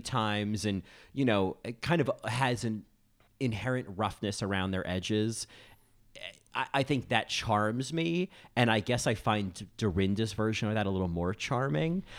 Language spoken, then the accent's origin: English; New Jersey, United States; I grew up in New Jersey. She feels like so many women I knew growing up in New Jersey